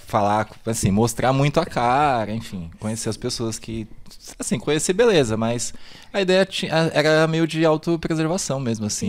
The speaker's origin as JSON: {"language": "Portuguese", "region": "São Paulo", "country": "Brazil", "tie": "born or raised there", "said": "eu nasci no Capão Redondo, né? Uhum. É, nasci no no, em Santo Amaro, mas assim, moro de, é, no São Bento Novo"}